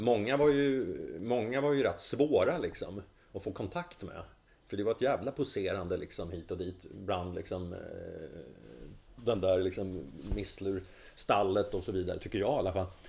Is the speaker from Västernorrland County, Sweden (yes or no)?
yes; Sundsvall, Västernorrland County, Sweden; now in Stockholm, Sweden; jag flydde från Sundsvall